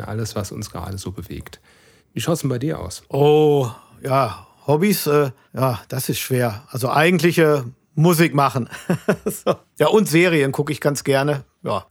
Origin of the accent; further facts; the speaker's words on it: Hamm, North Rhine-Westphalia, Germany; Aus Hamm.